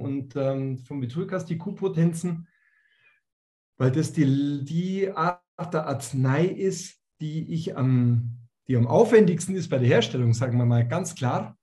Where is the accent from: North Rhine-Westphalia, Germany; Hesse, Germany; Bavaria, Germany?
Bavaria, Germany; bei uns in Bayern